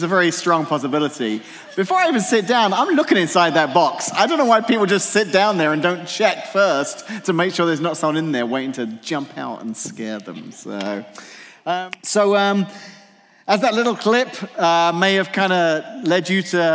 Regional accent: England, United Kingdom; moved away; I grew up in England, so when I was a teenager in England

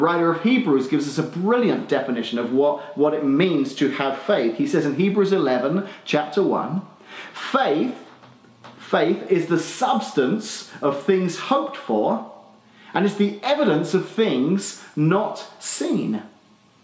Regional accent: Australia; accent: Australian (implied); moved away

